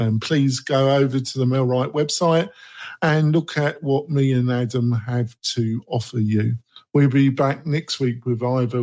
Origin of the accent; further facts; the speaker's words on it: England, United Kingdom; I'm from England. I'm English.